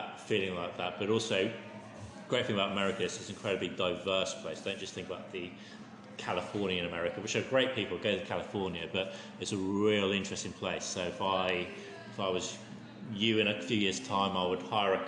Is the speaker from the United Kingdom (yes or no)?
yes; England, United Kingdom; me as an Englishman